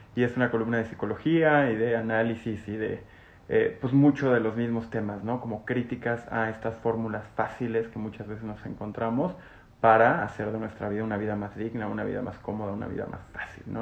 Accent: Mexico; como mexicanos

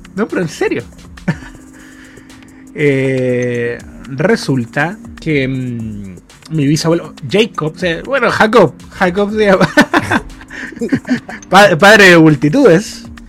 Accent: Chile; yo nací en Chile

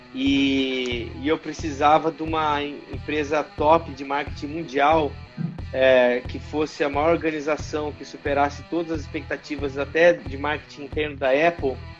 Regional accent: Londrina, Paraná, Brazil; moved away as an adult; also born or lived in Rio de Janeiro; eu nasci em Londrina, no Paraná

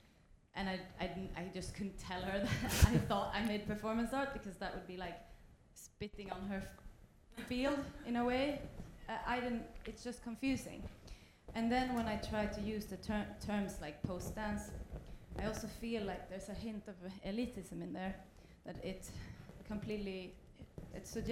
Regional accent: Sweden; I'm also from Sweden

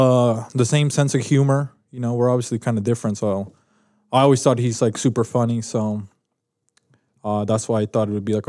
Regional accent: Mexico City, Mexico; now in Utah, United States; I'm from Mexico City, Mexico. And then I just lived here in Utah.

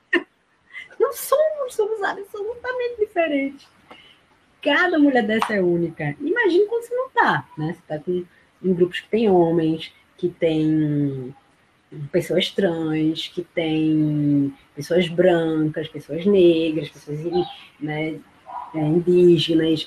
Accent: Paulista, Pernambuco, Brazil; na minha cidade natal paulista

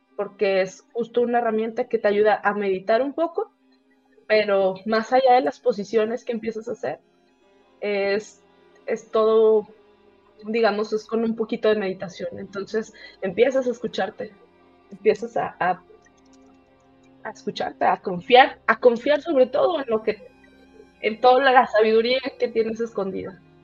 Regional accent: Tampico, Tamaulipas, Mexico; moved away as an adult; now in Querétaro, Mexico; yo vengo a Querétaro, yo soy, yo soy de Tampico, vengo a Querétaro porque hay demasiada industria

